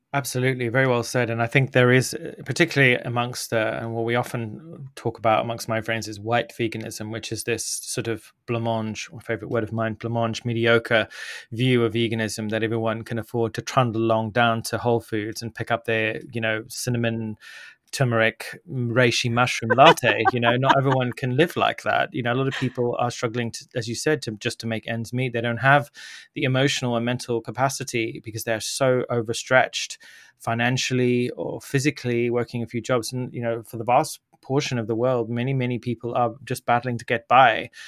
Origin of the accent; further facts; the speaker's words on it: Zimbabwe; I grew up in Zimbabwe